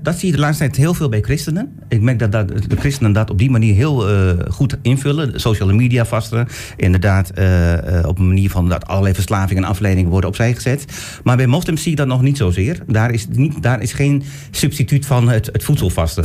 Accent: Turkey; now in Netherlands; Ik kom uit Turkije.

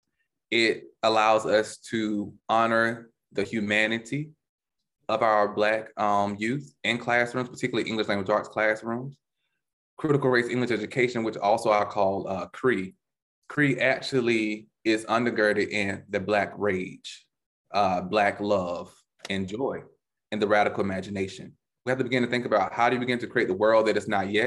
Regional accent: the South, United States; a young black male growing up in the South

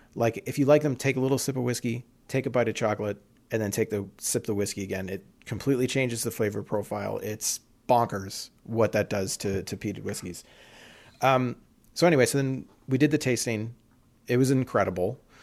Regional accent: London, Ontario, Canada; London, Ontario, my hometown

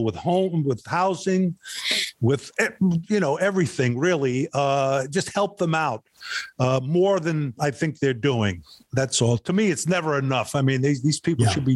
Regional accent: New York City, New York, United States; I was born in Brooklyn, New York

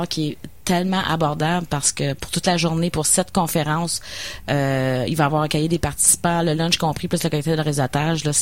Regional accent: Pincourt, Quebec, Canada; suis de Pincourt, à côté de Vaudreuil.

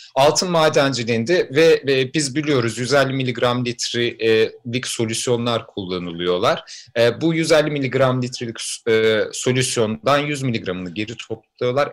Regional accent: a village near Fatsa, Ordu, Turkey; benim köyümde

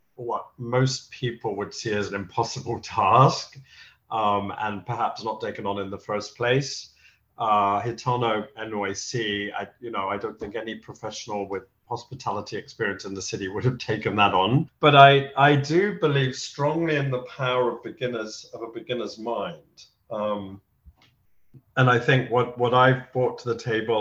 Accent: London, United Kingdom; moved away as an adult; now in New York City, United States; growing up in London

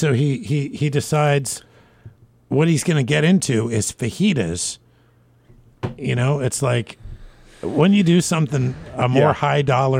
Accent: Washington, United States; moved away; also born or lived in Alaska; I'm Washington too, because I grew up in Washington State.

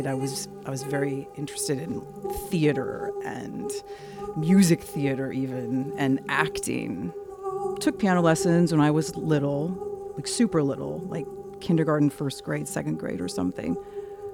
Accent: Decatur, Illinois, United States; I grew up in Decatur, Illinois

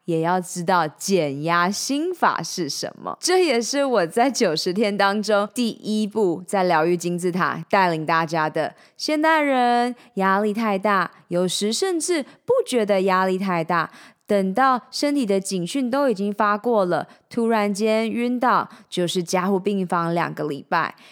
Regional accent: Changhua County, Taiwan; moved away; also born or lived in Taichung, Taiwan / Taipei, Taiwan / United States; 我在彰化出生，在台中小明女中念完六年的女校，到了台北大学休闲运动与管理学系，接着到美国修习

